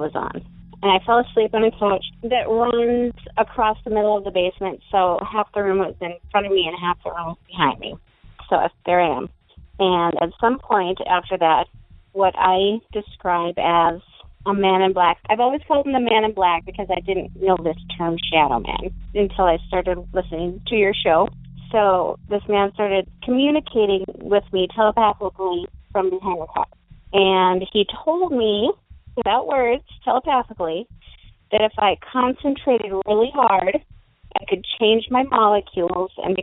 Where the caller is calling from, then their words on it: Fargo, North Dakota, United States; also born or lived in Minnesota; I'm calling from Fargo, North Dakota